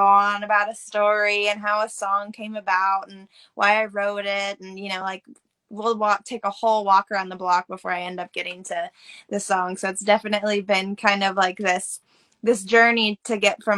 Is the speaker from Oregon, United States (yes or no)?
yes; Canby, Oregon, United States; I was born and raised in Oregon, a small town called Canby, and actually grew up on a century farm